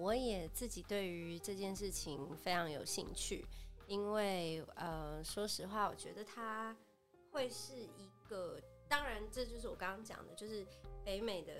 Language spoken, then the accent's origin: Chinese; Taiwan; moved away; 我自己是在台湾长大的啦